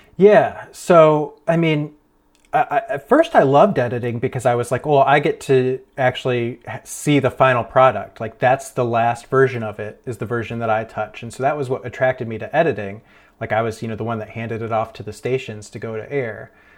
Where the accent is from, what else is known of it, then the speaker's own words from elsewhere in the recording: Ohio, United States; moved away as an adult; also born or lived in Erie, Pennsylvania; now in Pittsburgh, United States; I grew up in Ohio, and, uh, then I, I moved to Pennsylvania for college